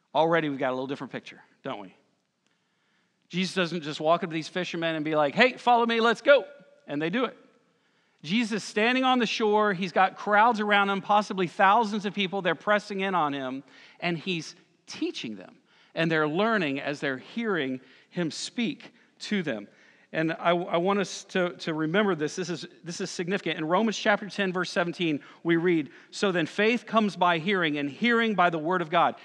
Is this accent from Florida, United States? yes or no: yes; Lakeland, Florida, United States; now in Conway, United States; I grew up in Lakeland, Florida. We know about lakes. I moved here